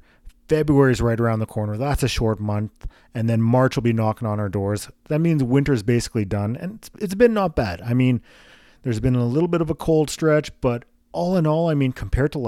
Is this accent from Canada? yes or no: yes; Winnipeg, Manitoba, Canada; I grew up in the South End